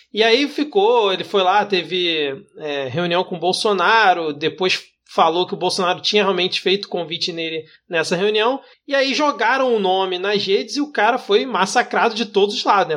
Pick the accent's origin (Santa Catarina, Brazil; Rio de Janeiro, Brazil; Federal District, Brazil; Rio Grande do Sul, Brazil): Rio de Janeiro, Brazil; eu como carioca